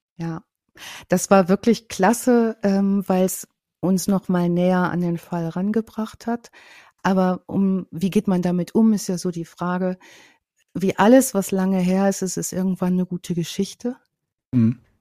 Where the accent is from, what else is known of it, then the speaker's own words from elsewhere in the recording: North Rhine-Westphalia, Germany; Ich komme ja aus Ostwestfalen, vom Plattenland